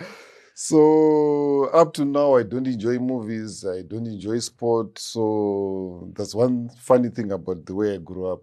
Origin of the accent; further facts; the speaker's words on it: Harare, Zimbabwe; also born or lived in Rusape; I grew up in Harare between Mfakose, Campus Main Kwadza